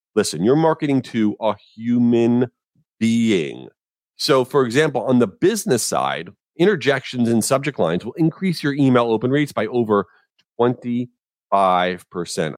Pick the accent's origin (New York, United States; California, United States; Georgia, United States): New York, United States; Jericho; now in Boca Raton, United States; I grew up in Jericho, New York, in Long Island